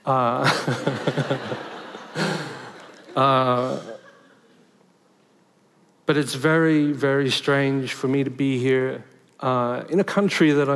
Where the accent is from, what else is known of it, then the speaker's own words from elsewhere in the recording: Sydney, New South Wales, Australia; I was born in Liverpool in Western Sydney.